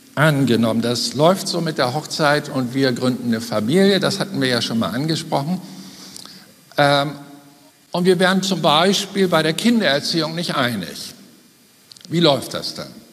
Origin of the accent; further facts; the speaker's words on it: Germany; als Deutsche